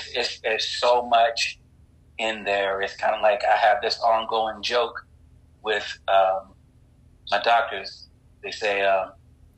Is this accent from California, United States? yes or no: no; North Carolina, United States; I'm from North Carolina